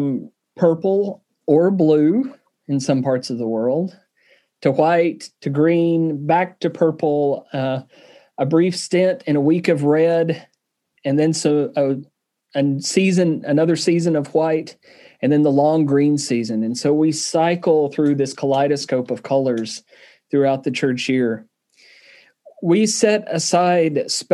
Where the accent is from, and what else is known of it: Southern, United States; accent: Southern